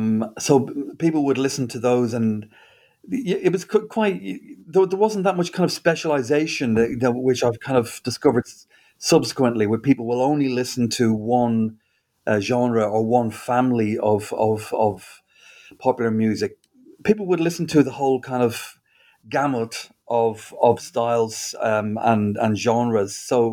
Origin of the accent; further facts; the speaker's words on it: Dublin, Leinster, Ireland; moved away as an adult; I grew up in Dublin, and I lived there until I was about 20.